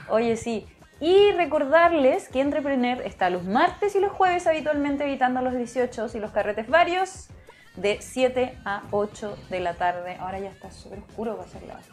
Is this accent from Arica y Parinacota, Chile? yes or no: yes; Arica, Arica y Parinacota, Chile; yo soy de Arica